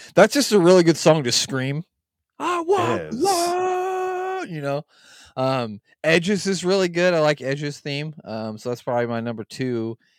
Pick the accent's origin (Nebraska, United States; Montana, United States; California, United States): Nebraska, United States; I'm from Nebraska, of course.